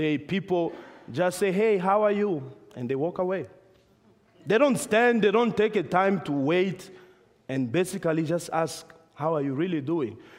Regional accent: Namibia; moved away; we were back in my home country, Namibia

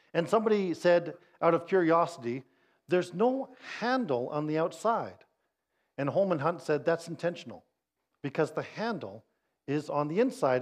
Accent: Winnipeg, Manitoba, Canada; I'm from Winnipeg

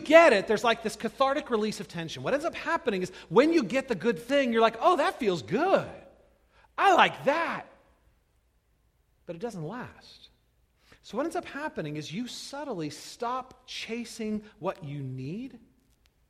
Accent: California, United States; moved away as an adult; now in Midwest, United States; I grew up in California, where we had the ocean.

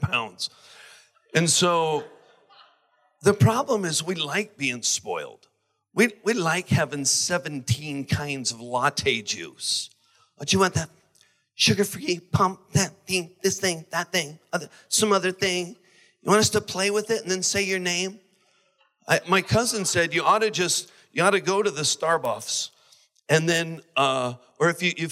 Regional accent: United States; I'm American

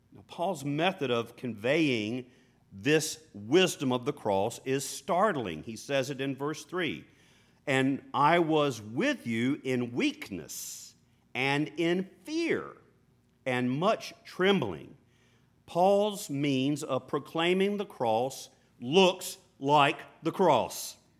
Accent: United States; us as American followers of Jesus

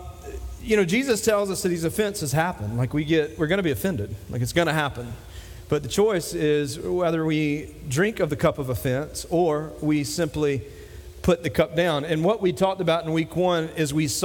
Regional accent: Dillon, South Carolina, United States; moved away; my hometown of Dillon

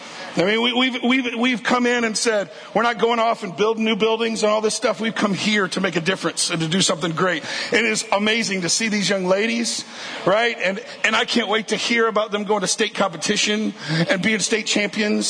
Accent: Mississippi, United States; I'm from Mississippi.

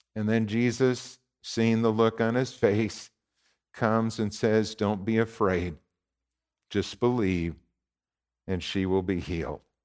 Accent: Warren, Minnesota, United States; Warren, my hometown

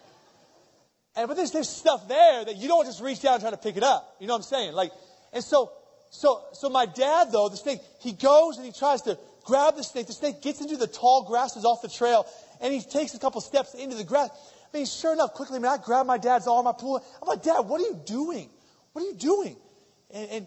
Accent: outside of Philadelphia, Pennsylvania, United States; now in Columbus, United States; I'm originally from Pennsylvania, outside of Philadelphia, PA.

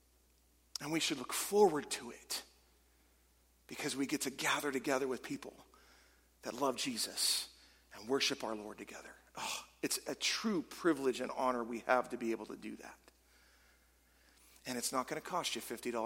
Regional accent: California, United States; moved away as an adult; now in Michigan, United States; I am originally from California, though we've lived here almost 20 years

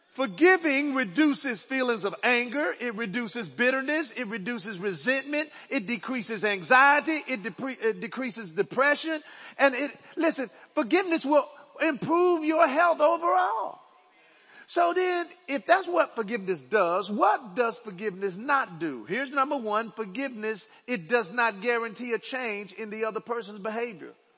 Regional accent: Dallas, Texas, United States; I was born in Oak Cliff, Dallas. Right? I grew up on 2524 Overton Road.

